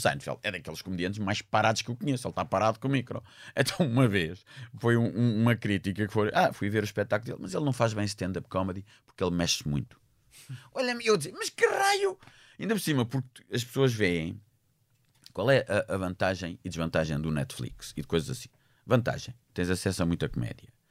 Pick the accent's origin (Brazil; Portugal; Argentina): Portugal; Eu sou português